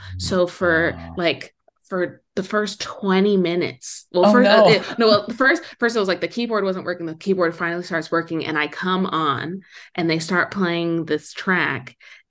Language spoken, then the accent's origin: English; Philadelphia, Pennsylvania, United States; also born or lived in San Francisco / Minneapolis / Boston / Brooklyn; now in Los Angeles, United States; So yeah, I was born in San Francisco. I spent my elementary school days in Minneapolis, my middle school and high school days in Philadelphia, went to college in Boston. I was in Brooklyn for 8 years and I just moved to LA in September.